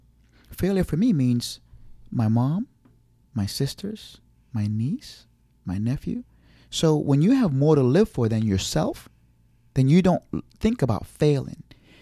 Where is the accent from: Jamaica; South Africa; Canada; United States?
Jamaica; I have an accent. I'm from Jamaica. I can't do it.